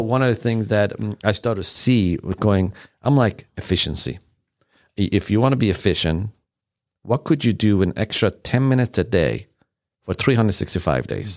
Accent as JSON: {"language": "English", "country": "Iran", "tie": "born or raised there", "also_born_or_lived": "Sweden / Germany", "second_language": "English", "moved": "yes", "lives_now": "United States", "said": "I was born in Iran."}